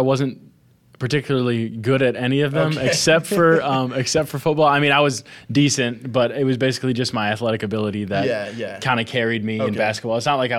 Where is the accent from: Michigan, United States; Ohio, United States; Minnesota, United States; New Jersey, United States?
Michigan, United States; West; So I grew up pretty heavily involved in the church. And, you know, Christianity is just something that's always been a part of my life. West Michigan, where I'm from, is a very, people call it a bubble just because it's like, everything's Christian and sheltered